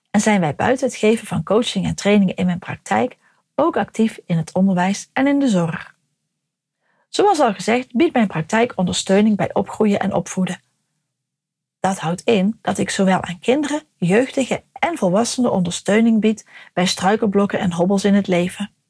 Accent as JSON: {"language": "Dutch", "region": "North Brabant", "country": "Netherlands", "tie": "born or raised there", "lives_now": "Harlingen, Netherlands", "said": "geboren en getogen in Brabant en inmiddels al jaren gelukkig in Harlingen."}